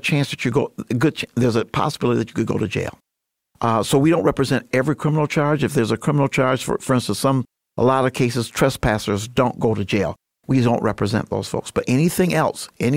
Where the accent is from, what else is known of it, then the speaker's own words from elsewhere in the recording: Grand Rapids, Michigan, United States; moved away as an adult; now in Muskegon, United States; I was born and raised in Grand Rapids, grew up on the southeast side.